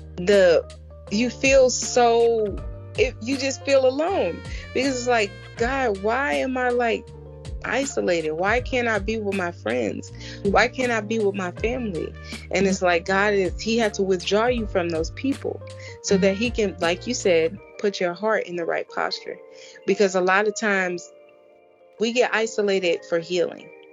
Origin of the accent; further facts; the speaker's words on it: Chicago, Illinois, United States; moved away as an adult; also born or lived in Florida; born and raised in Chicago